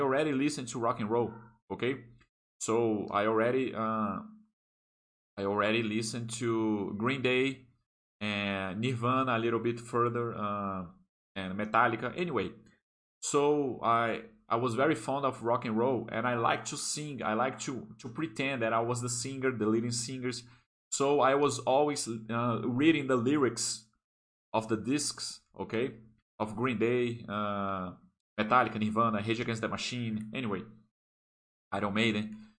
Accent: Brasília, Federal District, Brazil; English is a second language; I started to study English when I was eight years old, okay? There is a very good uh, English school here that uh, called here in Brasilia

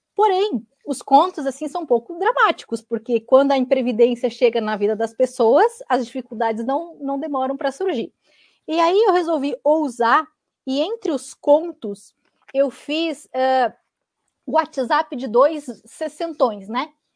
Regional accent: Santa Catarina, Brazil; now in Curitiba, Brazil; eu moro em Curitiba, sou catarinense

